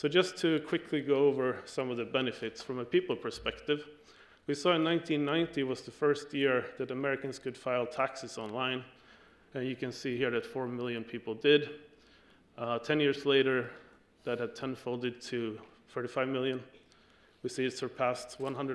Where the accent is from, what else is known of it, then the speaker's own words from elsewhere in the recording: Sweden; my home country of Sweden